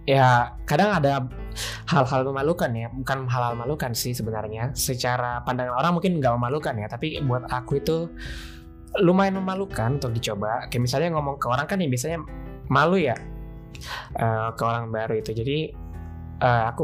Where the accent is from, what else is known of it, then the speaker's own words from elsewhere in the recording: Sulawesi, Indonesia; cuman karena aku juga dari Sulawesi aku dari Sulawesi